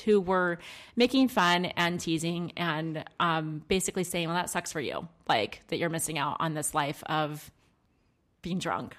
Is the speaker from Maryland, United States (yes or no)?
yes; Maryland, United States; I grew up in Maryland